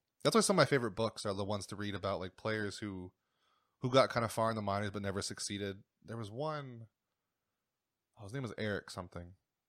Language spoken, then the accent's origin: English; Erie, Pennsylvania, United States; now in Williamsport, United States; I grew up in Erie